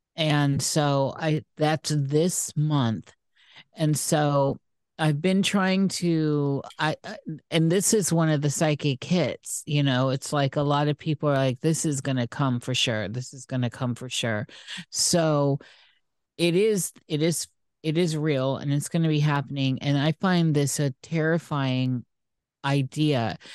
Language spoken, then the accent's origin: English; Iowa, United States; moved away; I'm from Iowa, the corn state